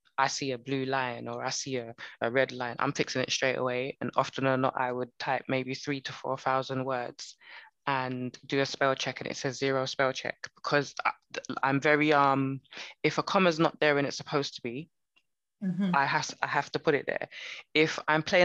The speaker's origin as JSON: {"language": "English", "country": "United Kingdom", "tie": "born or raised there", "said": "I'm Jamaican, I'm Barbadian. Do I define myself as British? Well, I was born here"}